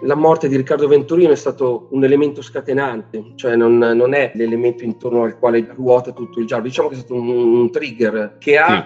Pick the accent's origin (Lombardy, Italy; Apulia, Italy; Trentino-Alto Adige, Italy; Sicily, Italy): Lombardy, Italy; Monza; moved away as an adult; also born or lived in Liguria (Ponente); now in Western Liguria, Italy; sono nato a Monza e vengo dalla bassa padana